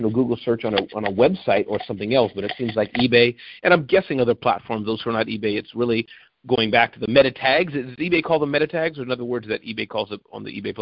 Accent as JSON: {"language": "English", "region": "Midwest", "country": "United States", "tie": "born or raised there", "said": "I was born in the Midwest"}